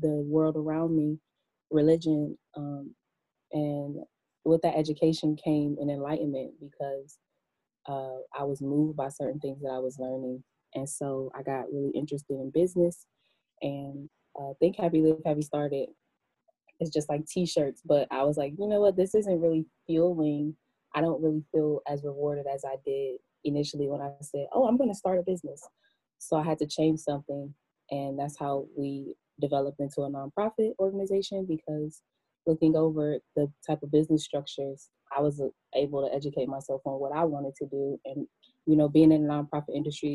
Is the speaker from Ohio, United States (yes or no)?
yes; Cleveland, Ohio, United States; moved away as an adult; now in Maryland, United States; I'm from Cleveland. About 4 years ago, I moved to Maryland